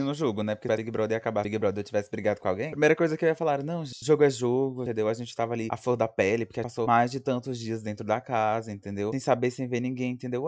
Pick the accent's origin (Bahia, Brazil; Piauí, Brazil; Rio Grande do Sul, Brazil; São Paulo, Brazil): Piauí, Brazil; a gente é do Piauí